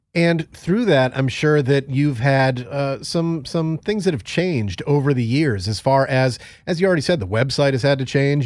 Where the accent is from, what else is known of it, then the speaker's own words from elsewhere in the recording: Connecticut, United States; my home state of Connecticut